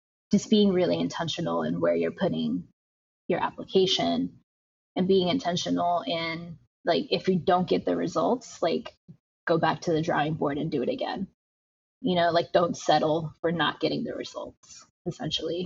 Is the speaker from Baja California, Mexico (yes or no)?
yes; Tijuana, Baja California, Mexico; now in United States; growing up in Tijuana and like being able to get like fresh churros by a street vendor and moving to the United States